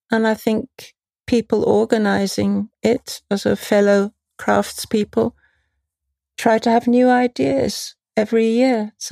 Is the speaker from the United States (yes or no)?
no; London, United Kingdom; now in Vienna, Austria; From London originally.